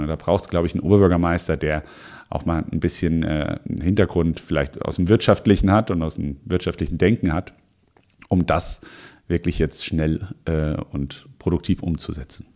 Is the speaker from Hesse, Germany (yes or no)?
yes; Offenbach district, Frankfurt area, Hesse, Germany; now in Mainz, Germany; ich bin im, äh, im Raum äh, Frankfurt aufgewachsen, im Kreis Offenbach fairerweise.